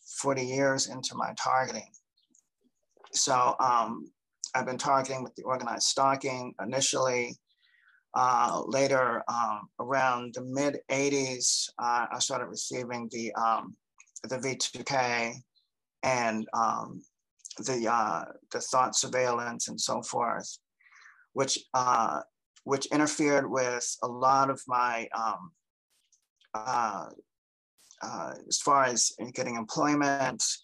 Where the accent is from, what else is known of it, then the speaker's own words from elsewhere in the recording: Cincinnati, Ohio, United States; also born or lived in Delaware, Ohio; I'm originally from Cincinnati, Ohio